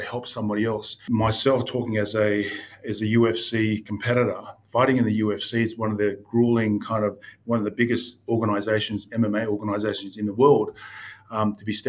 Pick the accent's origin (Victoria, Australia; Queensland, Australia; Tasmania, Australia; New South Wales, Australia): New South Wales, Australia; Newcastle; growing up in Newcastle, New South Wales